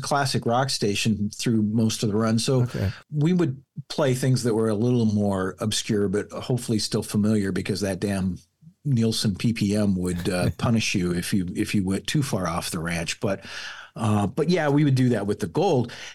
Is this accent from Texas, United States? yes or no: no; Falls City, Nebraska, United States; moved away; also born or lived in Omaha; the town that I'm from, Falls City